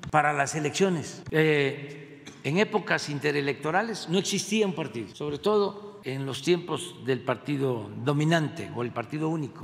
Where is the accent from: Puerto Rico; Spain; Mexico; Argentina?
Mexico; Muy humanos somos los mexicanos